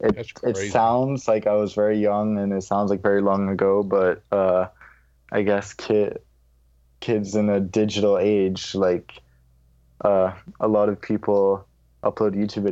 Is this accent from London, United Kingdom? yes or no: yes; London, United Kingdom; accent: American; moved away; And that's also how I developed my American accent once I left the UK, where I had a British accent. And as I grew up, this is now how I sound. But growing up in London